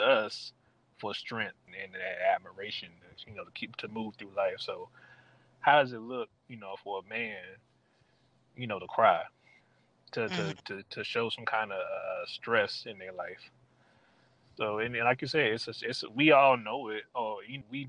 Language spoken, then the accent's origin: English; Mableton, Georgia, United States; now in Stone Mountain, United States; I live in Stone Mountain now, but I grew up in Mableton, Georgia